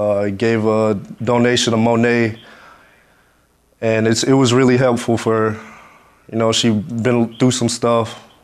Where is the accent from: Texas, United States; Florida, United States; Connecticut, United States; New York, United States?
Florida, United States; Miami; moved away; I went back to my hometown in Miami. It just gave back to this to the school, my academy, North Islam Academy. I grew up there